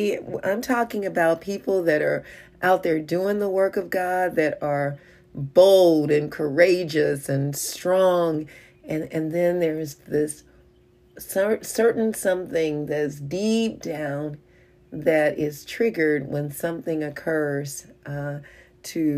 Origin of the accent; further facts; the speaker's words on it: Kansas City, United States; we're from Kansas City